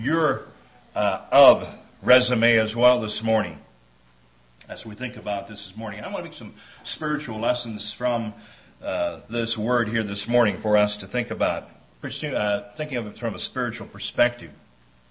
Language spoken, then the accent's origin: English; Stevens, Pennsylvania, United States; moved away as an adult; also born or lived in New Holland, Pennsylvania; now in Dodge Center, United States; of Stevens, Pennsylvania